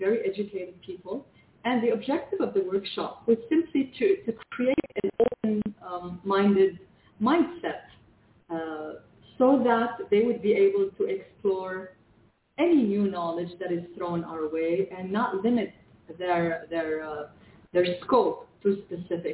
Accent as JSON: {"language": "English", "country": "Canada", "tie": "born or raised there", "second_language": "English", "lives_now": "Lebanon", "said": "I was born in Lebanon, and as a child, we immigrated to Canada"}